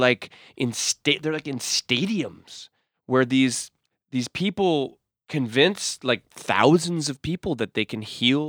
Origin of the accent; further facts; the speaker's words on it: Massachusetts, United States; But I want you to understand that, like, I grew up in Massachusetts.